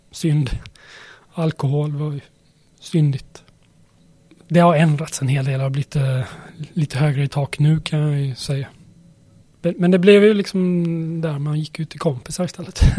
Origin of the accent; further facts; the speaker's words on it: Karlstad, Värmland, Sweden; born there; also born or lived in Småland / Skåne; jag föddes i Karlstad. Sen flyttades vi till Småland och Skåne, ett par ställen.